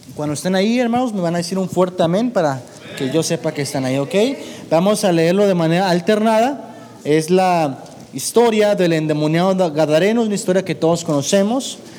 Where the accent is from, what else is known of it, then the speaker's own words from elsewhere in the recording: Ciudad Acuña, Coahuila, Mexico; now in Monterrey, Mexico; yo radico en Monterrey, pero nací en Coahuila